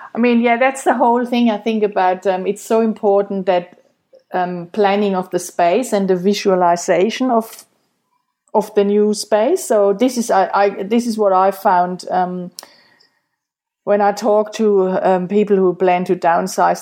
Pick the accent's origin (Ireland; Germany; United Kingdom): Germany; moved away; I'm from Germany